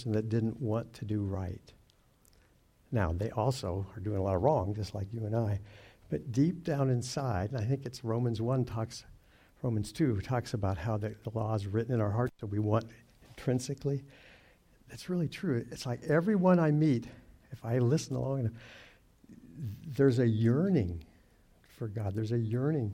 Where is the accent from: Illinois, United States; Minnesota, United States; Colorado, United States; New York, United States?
Colorado, United States; Durango; I grew up in Durango, Colorado, back when it was kind of like a ranching, farming town